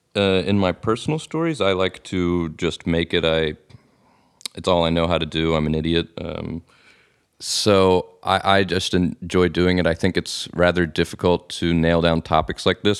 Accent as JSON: {"language": "English", "region": "Alabama", "country": "United States", "moved": "as an adult", "lives_now": "Netherlands", "said": "I'm from Alabama"}